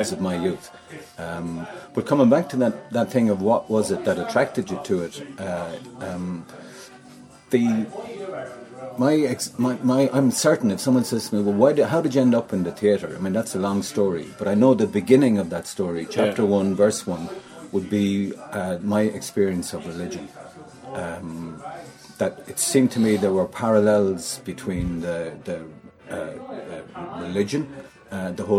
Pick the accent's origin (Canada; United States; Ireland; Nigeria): Ireland; Waterford, Munster; also born or lived in London; I was born in Ordinagrena